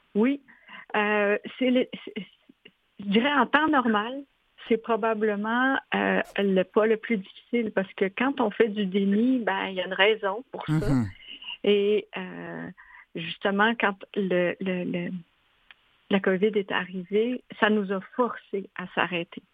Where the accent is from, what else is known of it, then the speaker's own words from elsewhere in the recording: Quebec, Canada; moved away as an adult; also born or lived in Montreal, Canada; now in Switzerland; je suis québécoise